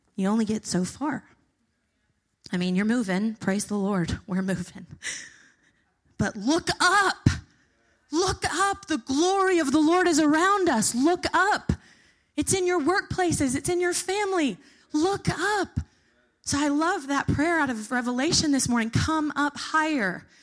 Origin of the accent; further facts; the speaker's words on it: the South, United States; moved away as an adult; I'm from the South, not from the North